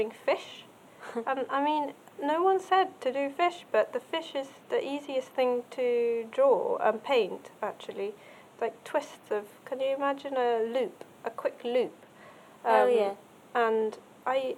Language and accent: English; Japan; I grew up in Japan